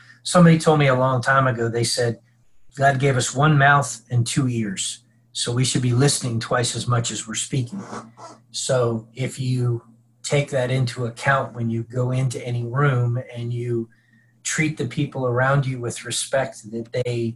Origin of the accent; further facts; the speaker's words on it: Mid-Atlantic, United States; moved away as an adult; also born or lived in Tennessee; I grew up in the Mid-Atlantic. I came down to Tennessee